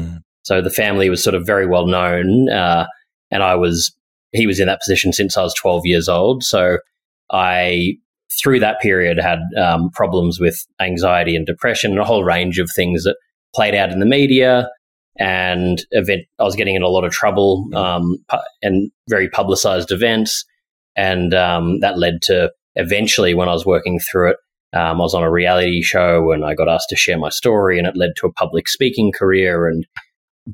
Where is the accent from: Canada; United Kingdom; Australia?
Australia; moved away as an adult; now in New York, United States; I'm from Australia. I've been living in New York for about 3 years now.